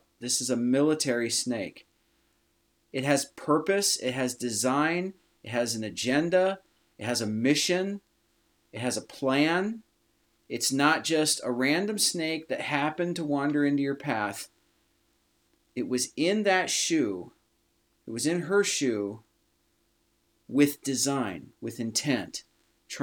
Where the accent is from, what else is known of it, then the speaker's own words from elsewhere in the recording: Iowa, United States; we're from Iowa, so here we have the University of Iowa Hawkeyes